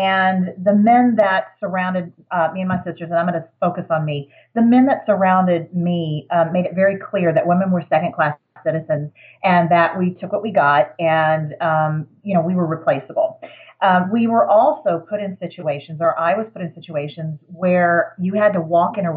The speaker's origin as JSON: {"language": "English", "town": "Houston", "region": "Texas", "country": "United States", "tie": "born or raised there", "moved": "as an adult", "lives_now": "Denver, United States", "said": "I was raised in Houston, Texas"}